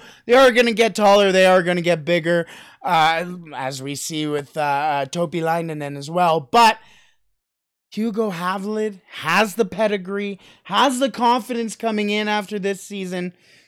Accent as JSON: {"language": "English", "country": "Canada", "said": "Toronto Blue Jays, as a Canadian, are just, I'm going down to Minnesota in August to go and see them play."}